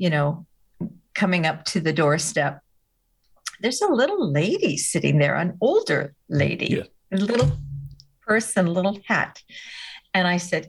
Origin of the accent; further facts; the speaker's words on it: United States; I'm an American.